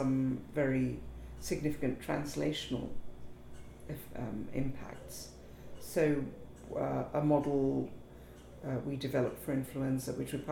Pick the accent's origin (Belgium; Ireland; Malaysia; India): India; Kolkata, West Bengal; moved away as an adult; also born or lived in Africa / Princeton, United States; now in United Kingdom; I was born in Calcutta, spent a lot of my early childhood in Africa and in the United Kingdom, but then returned to Calcutta for what I call my formative years, secondary school